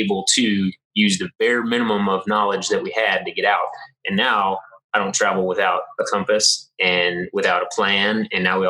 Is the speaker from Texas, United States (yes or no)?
no; West Virginia, United States; growing up in West Virginia in the mountains and going out hunting